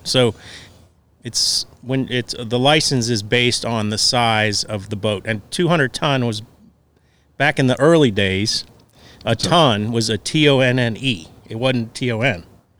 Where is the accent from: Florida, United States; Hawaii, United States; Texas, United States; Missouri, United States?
Florida, United States; South; I grew up in South Florida, and I grew up going to the Bahamas my whole life.